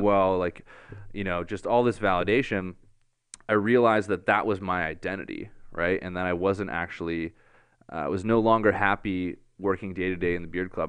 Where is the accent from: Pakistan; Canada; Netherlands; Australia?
Canada; Barrie, Ontario; moved away as an adult; also born or lived in Hollywood Hills, Los Angeles; I'm from Barrie